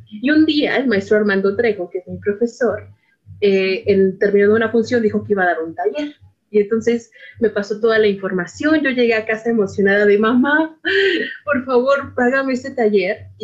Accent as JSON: {"language": "Spanish", "town": "Iztapalapa", "region": "Mexico City", "country": "Mexico", "tie": "born or raised there", "said": "yo soy una mujer de la periferia, que hablo de la periferia, pues nací y crecí en Iztapalapa Mágica, ¿no?"}